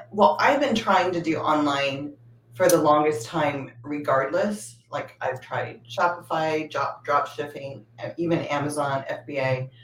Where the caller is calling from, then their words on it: California, United States; I am in the Bay Area in California.